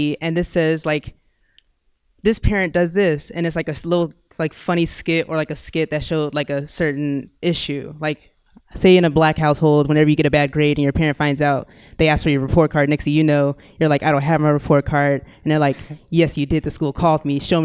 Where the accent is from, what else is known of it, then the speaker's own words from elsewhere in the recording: Irving, Texas, United States; I am from Irving, Texas. Which is in Dallas County.